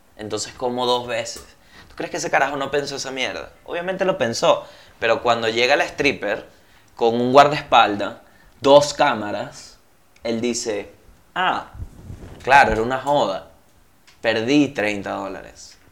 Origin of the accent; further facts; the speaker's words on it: Venezuela; moved away; ya yo no soy venezolano